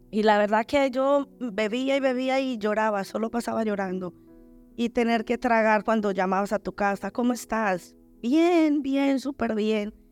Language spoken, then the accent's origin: Spanish; Colombia; moved away as an adult; now in Spain